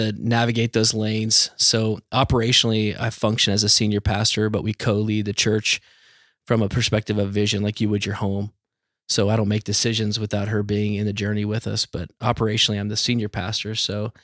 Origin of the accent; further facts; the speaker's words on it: Dallas, Texas, United States; moved away as an adult; also born or lived in Arizona; now in Orange County, California, United States; I grew up in Dallas